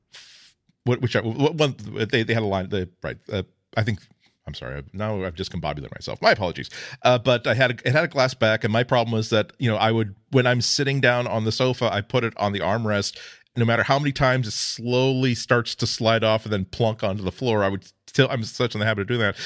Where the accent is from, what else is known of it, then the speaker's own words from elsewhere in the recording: Australia; as an Australian